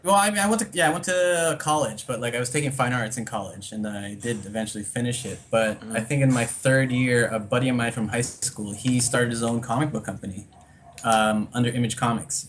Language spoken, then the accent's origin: English; Toronto, Ontario, Canada; moved away as an adult; also born or lived in United States; now in Manila, Philippines; I grew up in Canada most of my life.